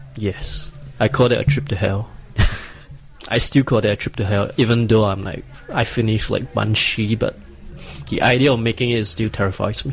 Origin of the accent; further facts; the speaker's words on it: Singapore; I'm a cosplayer from Singapore, this small little island below Malaysia.